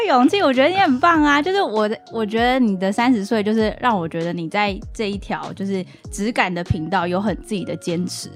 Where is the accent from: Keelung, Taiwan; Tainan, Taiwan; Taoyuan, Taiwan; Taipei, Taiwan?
Keelung, Taiwan; 虽然是基隆人，但是我大学是读台艺大戏剧系